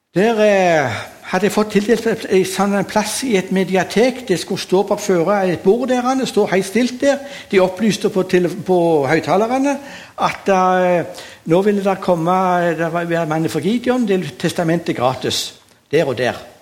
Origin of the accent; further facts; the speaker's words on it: Sandnes, Rogaland, Norway; Jeg er oppvokst på Gandal